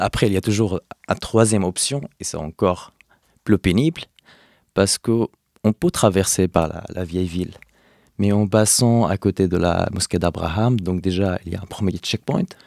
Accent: Hebron, West Bank, Palestine; moved away as an adult; now in Paris, France; d'Hébron, de Khalil, là où j'ai grandi

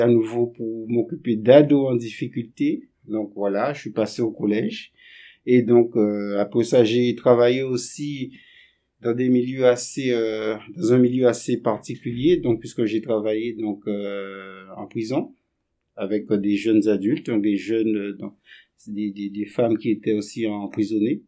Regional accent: Guadeloupe; moved away as an adult; also born or lived in Montpellier; Je suis originaire euh, donc des Antilles et plus précisément de la Guadeloupe

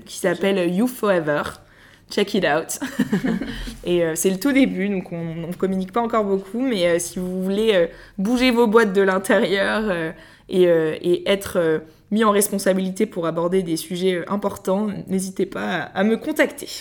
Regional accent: Paris, Île-de-France, France; je suis née à Paris j'ai fait toute ma scolarité à Paris

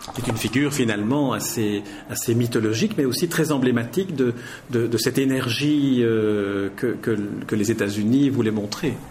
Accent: Belgium; on est belges tous les deux

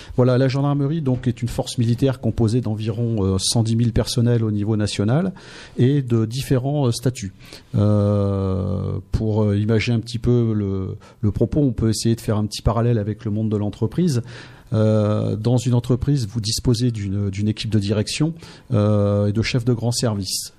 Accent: Noyon, Hauts-de-France, France; moved away as an adult; also born or lived in Seine-Saint-Denis / Martinique / Amiens; je suis originaire de Noyon

